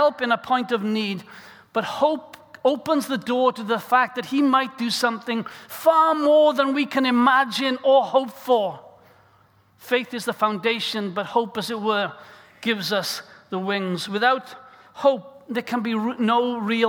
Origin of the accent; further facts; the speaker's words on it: South Wales, United Kingdom; as a young boy growing up in South Wales